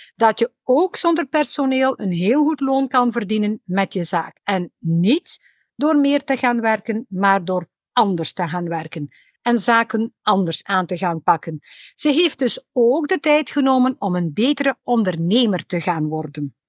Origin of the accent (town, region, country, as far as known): West Flanders, Belgium; accent: West Flemish